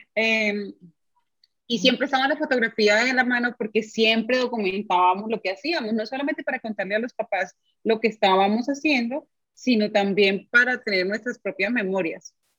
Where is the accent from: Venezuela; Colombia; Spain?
Colombia; Bucaramanga, Santander; now in Medellín, Colombia; Yo soy de Bucaramanga